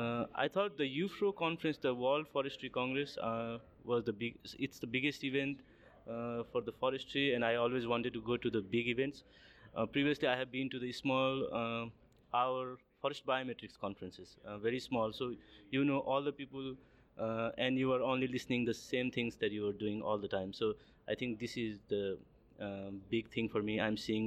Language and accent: English; Nepal; moved away as an adult; now in Georgia, United States; I'm originally from Nepal. Now I'm a PhD student at University of Georgia in the United States.